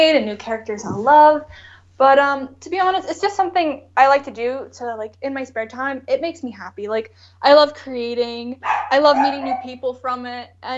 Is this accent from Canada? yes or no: yes; Canada; I'm French Canadian